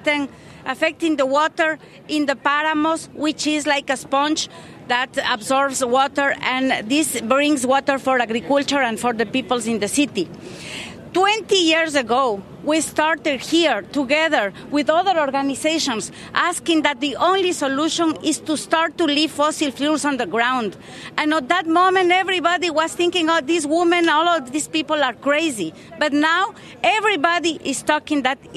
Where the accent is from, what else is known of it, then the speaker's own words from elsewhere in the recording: Ecuador; I am here from Ecuador.